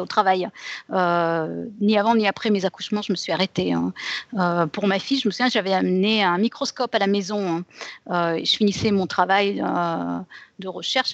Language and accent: French; France; moved away as an adult; now in United States